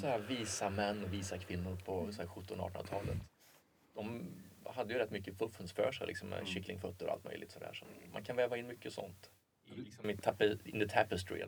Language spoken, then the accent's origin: Swedish; Åmål, Västra Götaland, Sweden; i Åmål fanns det inte så mycket att göra